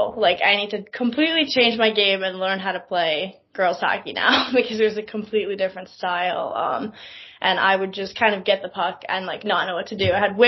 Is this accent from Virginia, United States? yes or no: no; New York City, New York, United States; The two of us grew up skating literally in Central Park